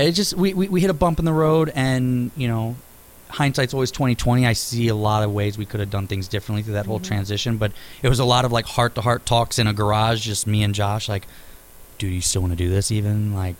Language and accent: English; St. Louis, Missouri, United States; Born and raised. Yeah, I didn't even like start traveling and like leave St. Louis like at all till I was probably 20 or 21.